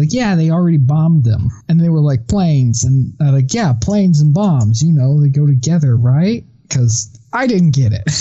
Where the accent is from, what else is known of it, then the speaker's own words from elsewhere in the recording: Texas, United States; us both growing up in Texas